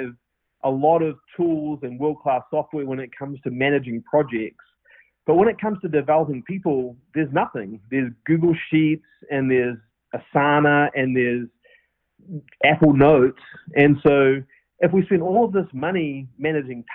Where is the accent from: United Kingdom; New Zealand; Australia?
New Zealand; accent: New Zealand; moved away as an adult; now in United States; Obviously, I'm from New Zealand with my New Zealand accent. And moved up here in December of 13